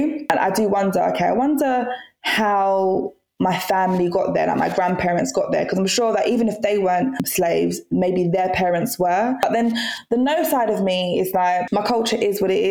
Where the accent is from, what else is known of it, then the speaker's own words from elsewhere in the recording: Jamaica; I come from Jamaica